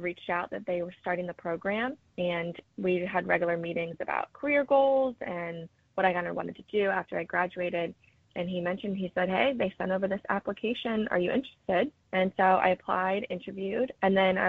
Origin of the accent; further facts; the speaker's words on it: the Carolinas, United States; moved away; I'm from the Carolinas